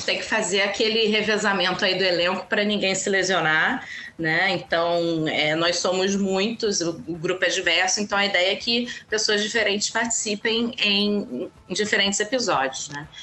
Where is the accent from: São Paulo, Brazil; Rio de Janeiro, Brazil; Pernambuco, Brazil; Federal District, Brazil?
Rio de Janeiro, Brazil; eu sou carioca e flamenguista